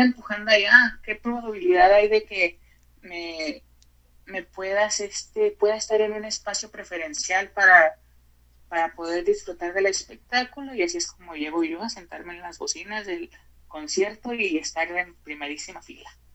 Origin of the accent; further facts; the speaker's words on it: Mexico; como mexicanos